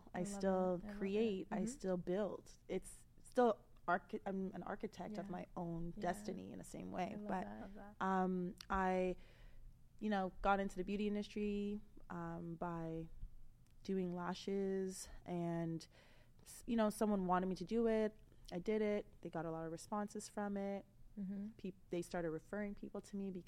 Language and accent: English; Toronto, Ontario, Canada; I'm originally from here, Toronto, Canada